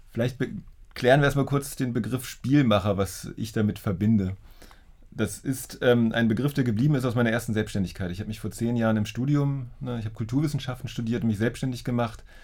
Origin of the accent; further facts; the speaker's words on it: Schleswig-Holstein, Germany; also born or lived in Hildesheim; now in Berlin, Germany; Ich bin ja aufgewachsen in der Nähe von Lübeck, also ich